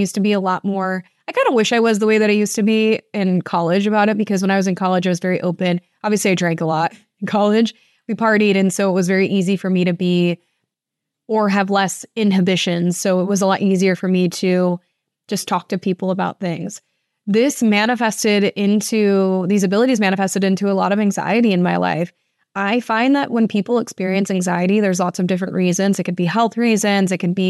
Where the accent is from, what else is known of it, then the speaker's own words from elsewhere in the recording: Toledo, Ohio, United States; after college, I moved to the oldest building in my hometown. I'm from Toledo, Ohio, and I lived at this building called the Oliver House.